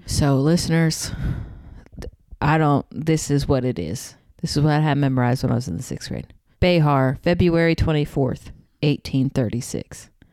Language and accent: English; Texas, United States; accent: southern; now in Los Angeles, United States; I'm in Texas. My accent comes out.